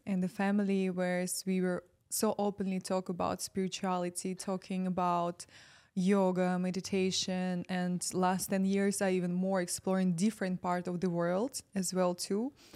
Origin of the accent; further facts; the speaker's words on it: Ukraine; moved away as an adult; I'm from Ukraine